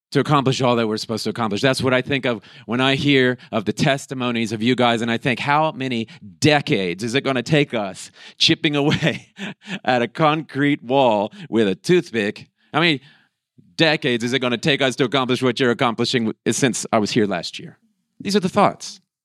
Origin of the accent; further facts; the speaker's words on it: Florida, United States; moved away; We come from Florida